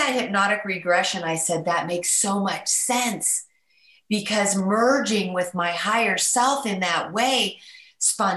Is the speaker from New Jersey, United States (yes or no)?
no; Mount Shasta, California, United States; I was born in Mount Shasta